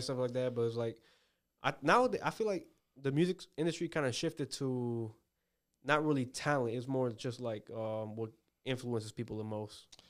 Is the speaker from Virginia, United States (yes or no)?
yes; Woodbridge, Virginia, United States; moved away as an adult; now in Richmond, United States; I grew up in, I, I was born in, uh, Woodbridge area